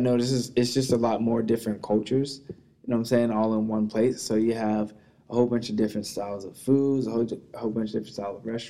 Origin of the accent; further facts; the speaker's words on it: Dallas, Texas, United States; moved away as an adult; also born or lived in Pensacola, Florida / San Antonio / McKinney / Little Elm; now in Los Angeles, United States; I grew up in Dallas. I was born in Florida, Pensacola, Florida.